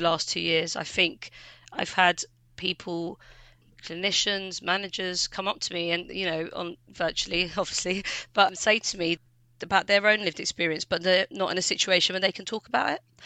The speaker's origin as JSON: {"language": "English", "region": "London", "country": "United Kingdom", "tie": "born or raised there", "accent": "London", "said": "I was born in London, I've got real London accent."}